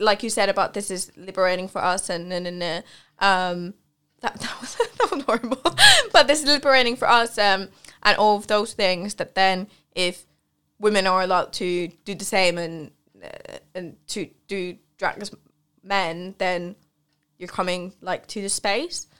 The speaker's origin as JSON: {"language": "English", "region": "Central Finland", "country": "Finland", "tie": "born or raised there", "moved": "yes", "said": "I grew up in Finland and I'm from, I'm from central Finland, but compared to here, it's a lot more north."}